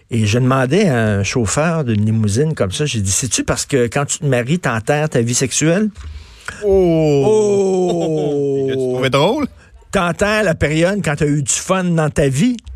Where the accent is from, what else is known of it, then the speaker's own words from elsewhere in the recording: Montreal, Quebec, Canada; Moi, j'ai grandi à Verdun